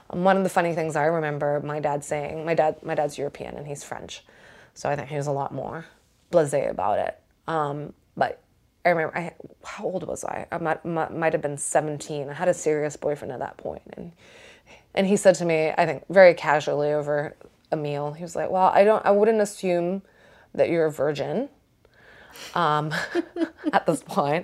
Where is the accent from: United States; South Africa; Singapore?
Singapore; I grew up in Singapore